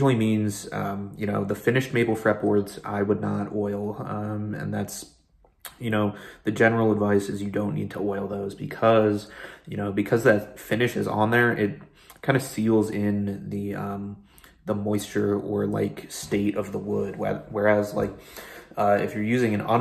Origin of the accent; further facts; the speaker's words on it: Pennsylvania, United States; moved away; my home state of Pennsylvania